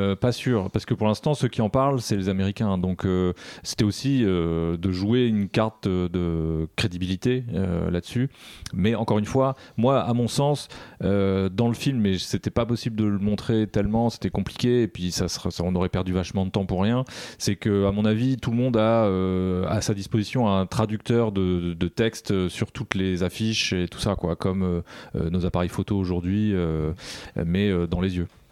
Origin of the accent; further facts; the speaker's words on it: France; on est des Français